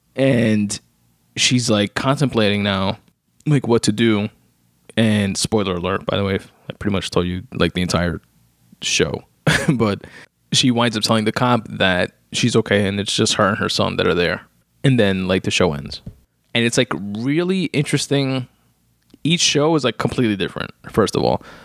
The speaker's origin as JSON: {"language": "English", "country": "United States", "said": "being American and being here in the U S"}